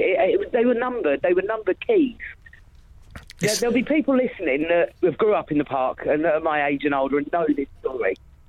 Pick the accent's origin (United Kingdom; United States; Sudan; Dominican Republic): United Kingdom; Windsor Great Park, South East England; I grew up in Winsgate Park